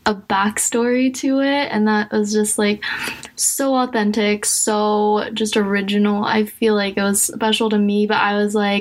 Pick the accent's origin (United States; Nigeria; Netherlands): United States; I'm also Asian American. I'm adopted